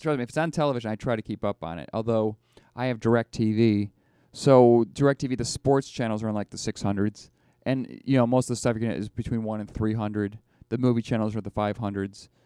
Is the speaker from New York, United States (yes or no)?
yes; Buffalo, New York, United States; I'm from Buffalo